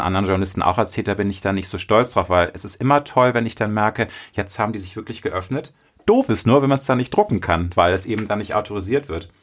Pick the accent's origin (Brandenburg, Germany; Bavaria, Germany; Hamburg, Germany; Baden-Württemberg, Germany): Hamburg, Germany; Ich bin in Hamburg geboren. Ich bin großstädtisch erzogen.